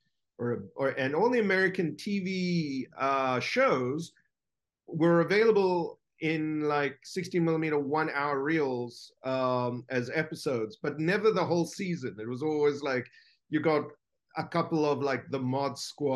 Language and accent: English; South Africa; I grew up in South Africa